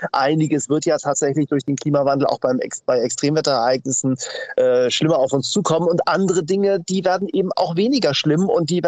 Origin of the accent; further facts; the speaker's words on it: Hamburg, Germany; Ja, wir haben ja als Hamburger zwei äh, große Themen, die uns beschäftigen.